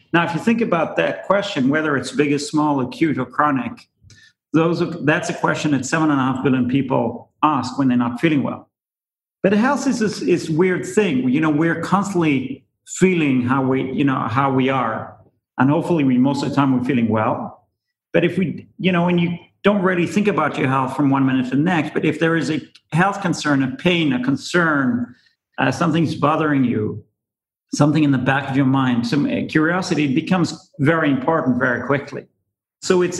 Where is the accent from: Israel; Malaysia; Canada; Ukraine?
Israel; moved away as an adult; now in United States; I'm originally from Israel. I came here about 20 years ago